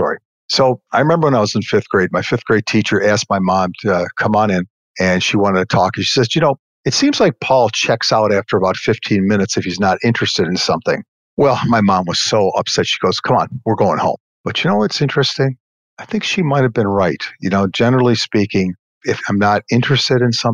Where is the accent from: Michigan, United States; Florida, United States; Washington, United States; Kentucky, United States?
Michigan, United States; Detroit; also born or lived in West Bloomfield, Michigan; I grew up on a street in Detroit where there were 12 guys there